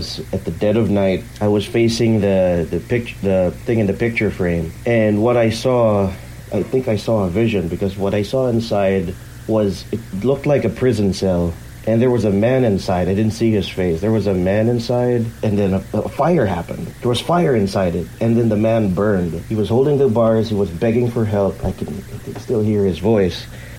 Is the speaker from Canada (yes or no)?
no; Philippines; English is a second language; I'm your listener from the Philippines.